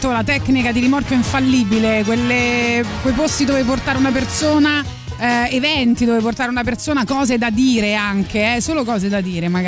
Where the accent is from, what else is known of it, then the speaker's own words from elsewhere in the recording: Rome, Lazio, Italy; Banale è vero, ma io sono un romano che non eh, lo conosceva.